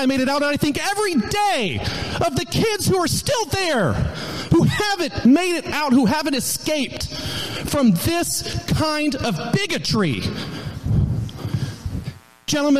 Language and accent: English; Hickory County, Missouri, United States; I grew up in Hickory County, Missouri